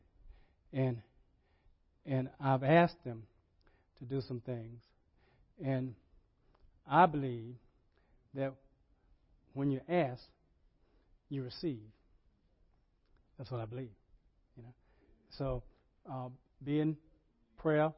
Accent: Rocky Mount, North Carolina, United States; when I was growing up in Ebenezer Baptist Church in Rocky Mountain, North Carolina.

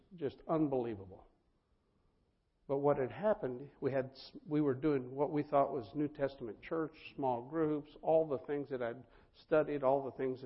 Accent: Colorado, United States; I'm from Colorado

